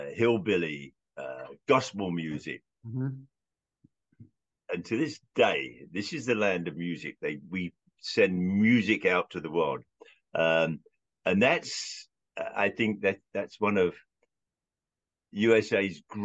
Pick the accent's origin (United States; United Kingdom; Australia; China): United Kingdom; London; when I was growing up in London